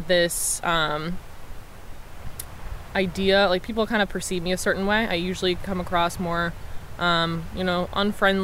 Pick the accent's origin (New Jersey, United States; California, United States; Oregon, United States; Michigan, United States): Michigan, United States; Detroit; I'm from Detroit, Michigan.